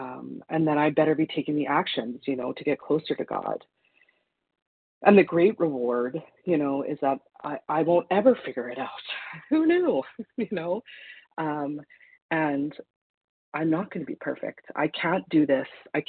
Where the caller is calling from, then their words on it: Manitoba, Canada; Good morning. This is … from Manitoba, Canada.